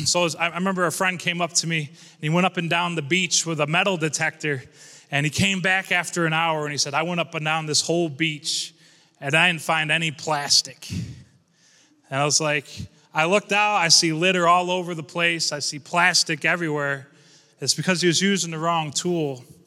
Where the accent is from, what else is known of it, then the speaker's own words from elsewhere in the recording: Corning, New York, United States; I'm here from Corning, New York. Shout out to Corning.